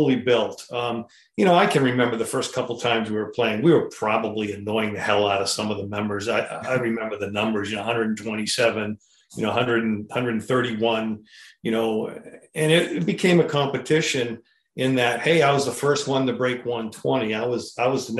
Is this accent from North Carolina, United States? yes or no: no; Manchester, New Hampshire, United States; I grew up in Manchester, New Hampshire